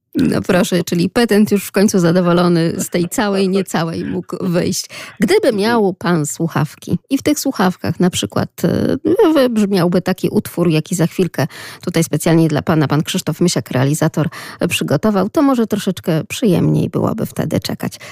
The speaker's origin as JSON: {"language": "Polish", "town": "Lublin", "region": "Lublin Voivodeship", "country": "Poland", "accent": "Lublin", "said": "z takim akcentem naszym troszeczkę prześmiewczym, lubelskim"}